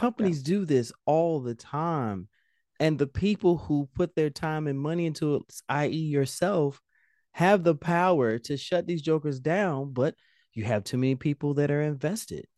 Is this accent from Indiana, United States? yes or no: yes; Indianapolis, Indiana, United States; I'm from Indianapolis